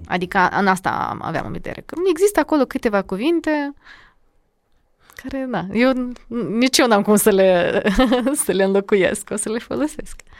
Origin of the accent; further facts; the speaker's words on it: Chișinău, Moldova; Eu sunt din Chișinău, uh, mama e de la nord, Iedineț, Gordinești, și tata e din Lozova, Strășeni. Dar eu mă consider de la nord